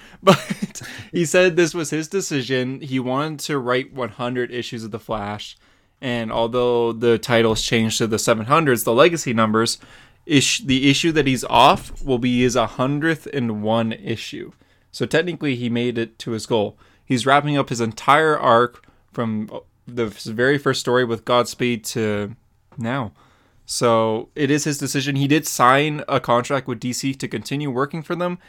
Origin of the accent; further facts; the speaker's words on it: Canada; I'm Canadian